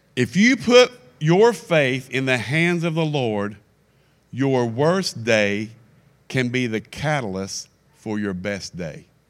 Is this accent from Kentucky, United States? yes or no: yes; Kentucky, United States; I'm from Kentucky